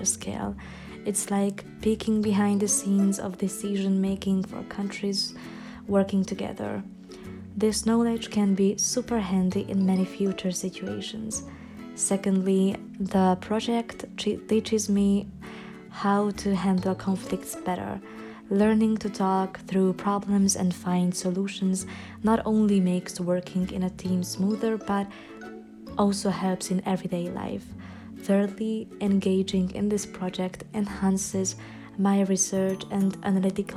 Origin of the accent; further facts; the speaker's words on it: Debrecen, Hajdú-Bihar, Hungary; moved away as an adult; now in Budapest, Hungary; I'm Hungarian. I was born and raised in Debrecen, but currently I reside in Budapest due to my studies.